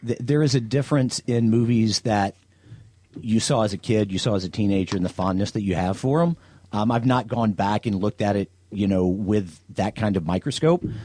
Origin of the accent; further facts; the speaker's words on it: the South, United States; a guy from the South